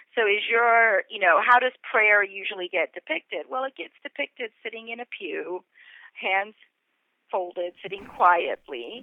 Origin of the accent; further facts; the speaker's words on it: Atlanta, Georgia, United States; also born or lived in India; I grew up in Atlanta in the suburbs, and I was a little brown Hindu girl